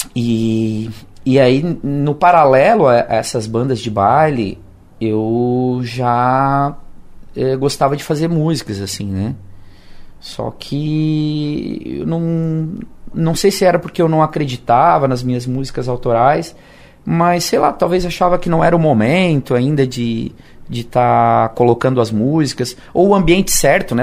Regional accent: Siderópolis, Santa Catarina, Brazil; moved away as an adult; also born or lived in Criciúma; eu só nasci aqui, mas eu, meus pais sempre foram de Siderópolis. E morei em Siderópolis até quatro anos atrás

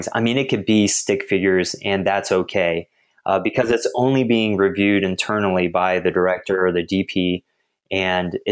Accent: Houston, Texas, United States; born and raised in Texas, grew up in Houston specifically

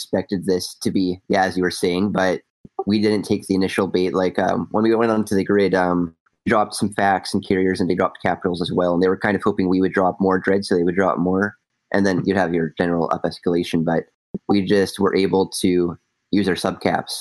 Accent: Canada; I'm Canadian, so I have a different time zone

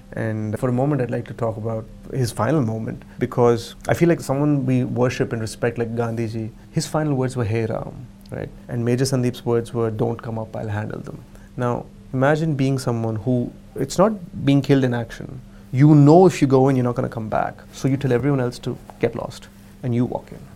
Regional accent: Berkeley, California, United States; moved away as an adult; I grew up in Berkeley

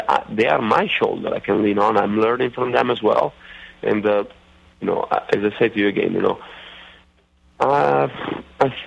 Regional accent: Italy; accent: Italian redneckish; moved away; my Italian redneckish accent

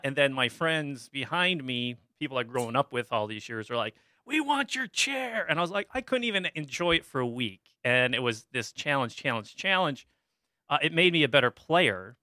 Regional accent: Dexter, Michigan, United States; I grew up in Dexter, Michigan, which is a, was a farming community just outside Ann Arbor

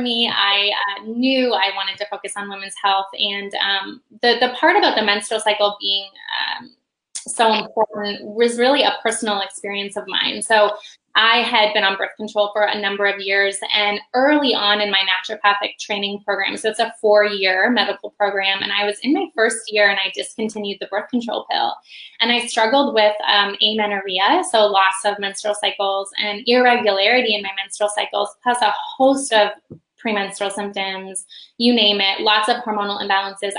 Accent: just outside of Toronto, central Ontario, Canada; moved away as an adult; now in Indianapolis, United States; I grew up just outside of Toronto in central Ontario

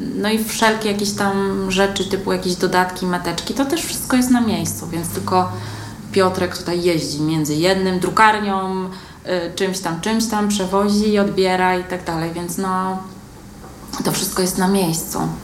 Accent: Łódź, Łódź Voivodeship, Poland; ja jestem młodzianką z urodzenia. Ja się tutaj urodziłam, wychowałam, uczyłam

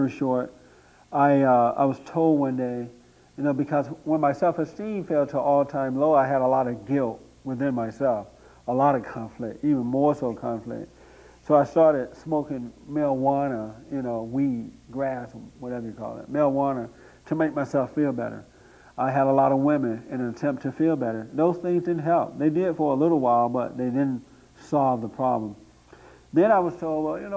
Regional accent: Tuskegee, Alabama, United States; born or raised there; moved away as an adult; now in Los Angeles, United States

